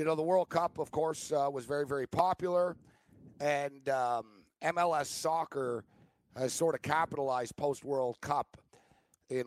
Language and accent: English; Hamilton, Ontario, Canada; now in Dundas, Canada; my hometown